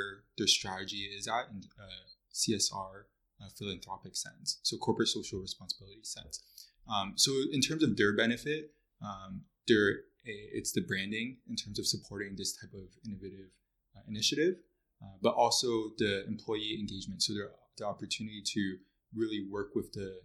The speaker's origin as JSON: {"language": "English", "town": "Mississauga", "region": "Ontario", "country": "Canada", "tie": "born or raised there", "also_born_or_lived": "Toronto / Kingston", "said": "I was born in Mississauga"}